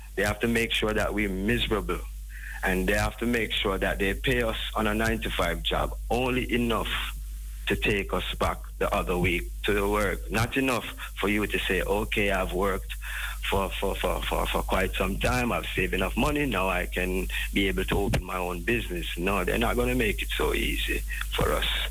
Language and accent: English; Jamaica; we as a people, as a Jamaican